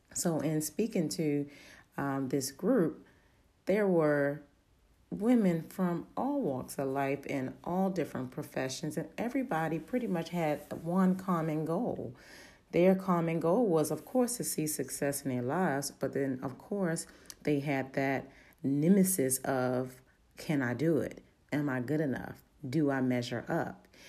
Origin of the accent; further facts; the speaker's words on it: Baltimore, Maryland, United States; accent: Baltimore dialect; I'm from Baltimore. Sometimes that little Baltimore dialect